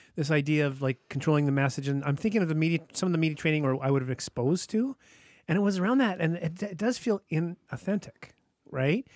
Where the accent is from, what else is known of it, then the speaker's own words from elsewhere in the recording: Whitehorse, Yukon, Canada; moved away; I'm from Whitehorse, Yukon